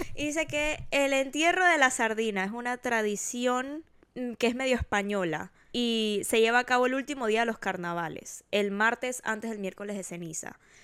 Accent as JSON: {"language": "Spanish", "country": "Panama", "said": "No tengo nada de Panamá"}